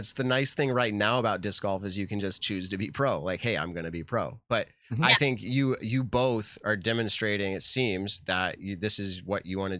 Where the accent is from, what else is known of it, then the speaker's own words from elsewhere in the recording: New England, United States; I'm from New England. That's something we say here, you guys.